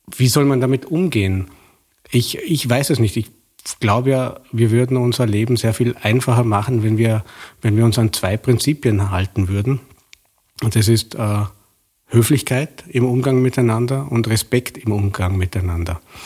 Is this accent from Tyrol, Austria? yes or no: no; Vorarlberg, Austria; Vorarlberger, der im bekannt liberalen Vorarlberg auch in den 70er Jahren aufgewachsen bin